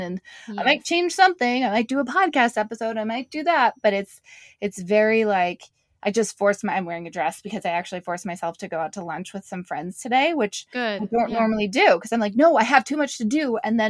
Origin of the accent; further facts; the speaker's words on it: Canada; I'm from Canada originally. I think we do a bit better in Canada.